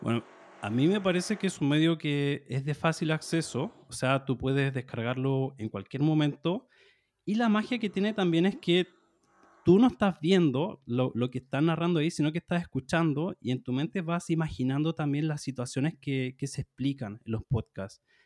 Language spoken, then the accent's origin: Spanish; Chile; soy de Chile, soy profesor de español